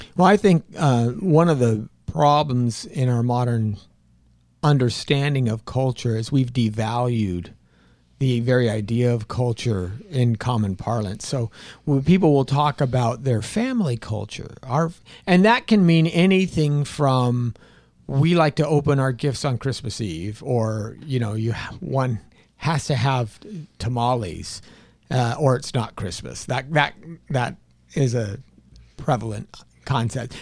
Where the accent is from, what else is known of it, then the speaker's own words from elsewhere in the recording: California, United States; I'm from California